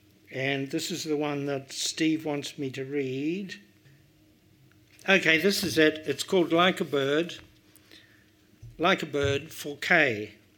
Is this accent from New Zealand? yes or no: yes; New Zealand; it's a New Zealand writer writing because it's our sensibility. We grew up in this space with these skies, these scenes.